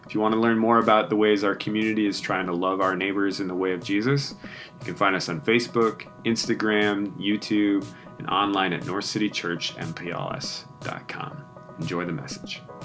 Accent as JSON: {"language": "English", "region": "Minnesota", "country": "United States", "said": "as a Minnesotan"}